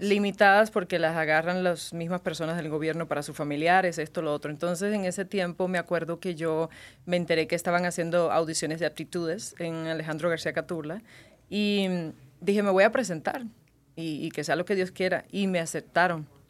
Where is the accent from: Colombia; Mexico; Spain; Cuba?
Cuba; moved away as an adult; now in Las Vegas, United States; En Cuba viví 18 años. Eh, vine a los 18 para Estados Unidos, ya tengo 21 años acá viviendo